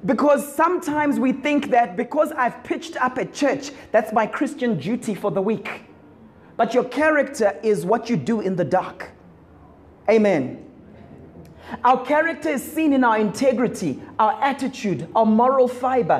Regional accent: Zimbabwe; growing up in Zim

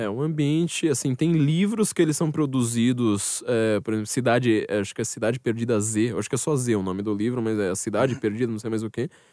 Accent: Brazil; also born or lived in São Paulo; eu que sou brasileiro

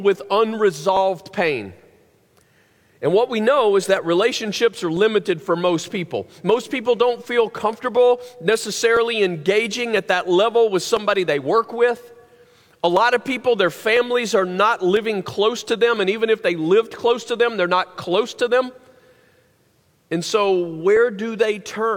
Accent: the South, United States; growing up in the South

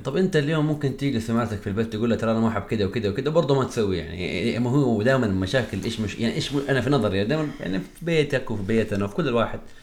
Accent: Hejaz, Saudi Arabia; احنا عندنا في الحجاز

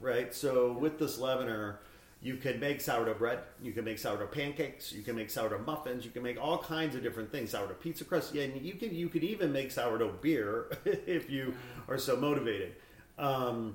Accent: Northwest Indiana, United States; also born or lived in Gary, Indiana; I was born in Gary, Indiana, you know, and I grew up in Northwest Indiana on Lake Michigan there. So very Midwest

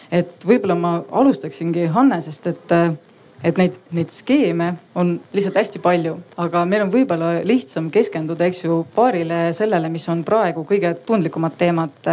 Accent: South Estonia, Estonia; lõunaeestlasena ma väga kiidan sellist vastust

